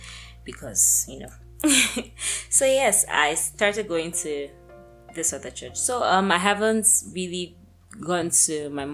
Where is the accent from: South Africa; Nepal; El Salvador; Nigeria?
Nigeria; Lagos; moved away; also born or lived in Abuja; I was born in Lagos